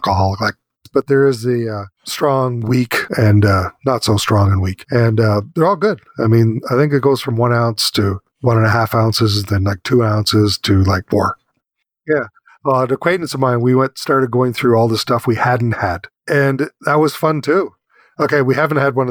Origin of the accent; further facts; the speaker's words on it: Ottawa Valley, Ontario, Canada; I grew up in the Ottawa Valley and we only had one channel